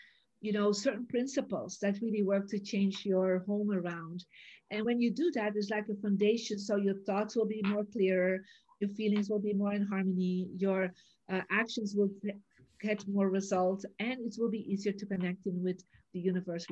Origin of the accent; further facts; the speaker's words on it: Belgium; also born or lived in Santa Barbara, United States; now in United States; I was born in Belgium, I made the decision to live in America and to live in different places